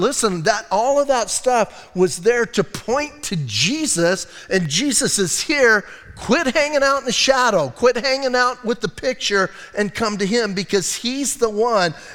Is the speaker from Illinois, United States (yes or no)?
no; Bisbee, Arizona, United States; I'm from Bisbee